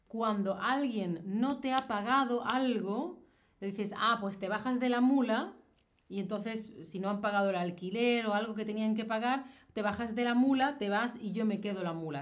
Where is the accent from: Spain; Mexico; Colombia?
Spain; yo soy de España